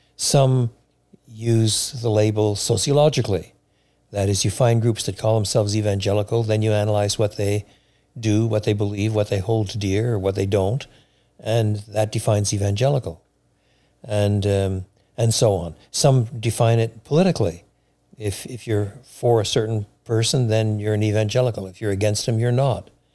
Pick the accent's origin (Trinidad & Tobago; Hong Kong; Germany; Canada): Canada; Quebec; now in Chicago, United States; I was brought up in French Canada at a time in French Canada where Roman Catholicism was what was the, the state religion